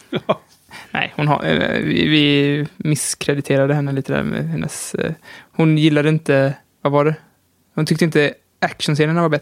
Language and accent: Swedish; Sweden; Nej, men jag är ju svensk i alla fall.